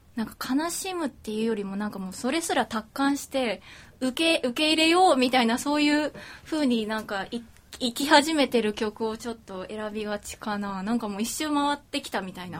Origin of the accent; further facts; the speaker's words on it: Osaka, Japan; 大阪出身